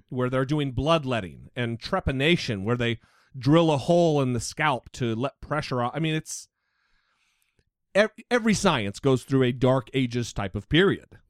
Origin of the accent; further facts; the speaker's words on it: United States; I grew up on an Indian reservation